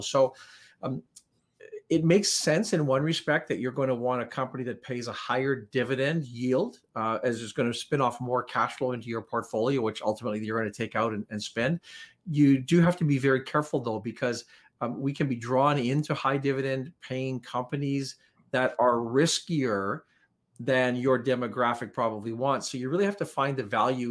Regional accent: Canada; also born or lived in Powell River; we're Canadian, and, you know, we're proud Canadians

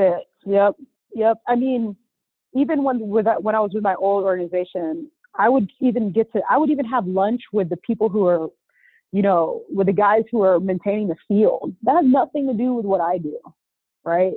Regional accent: Orlando, Florida, United States; also born or lived in Boca Raton, Florida; I'm from Orlando, right? Went to Dr. Phillips High School

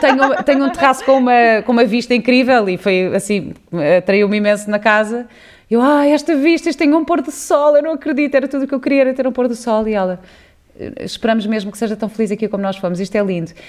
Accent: Cascais, Lisbon, Portugal; eu cresci em Cascais, mas numa casa onde chovia

